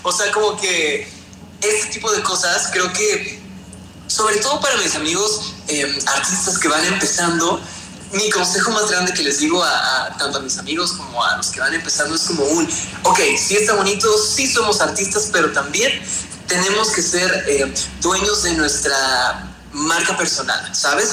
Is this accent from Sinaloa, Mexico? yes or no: no; Veracruz, Mexico; now in Mexico City, Mexico; Nosotros somos de Veracruz